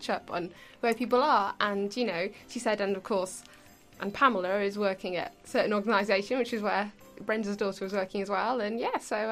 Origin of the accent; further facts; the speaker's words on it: Birkenhead, North West England, United Kingdom; I was wandering around Birkenhead Shopping Centre, which... No disrespect to my hometown